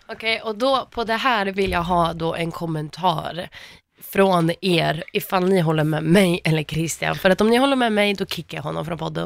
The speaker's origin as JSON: {"language": "Swedish", "town": "Gällivare", "region": "Norrbotten County", "country": "Sweden", "said": "jag kommer från Gällivare"}